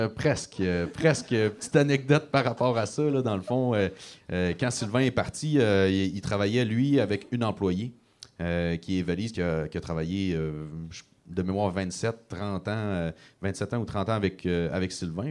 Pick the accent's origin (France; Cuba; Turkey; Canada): Canada; Gaspésie, Quebec; j'ai quitté la Gaspésie pour mes études à l'université